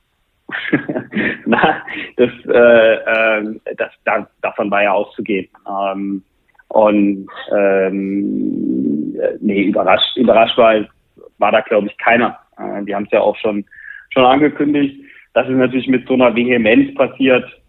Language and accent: German; Bad Wildungen, Hesse, Germany; moved away; ich bin in Nordhessen aufgewachsen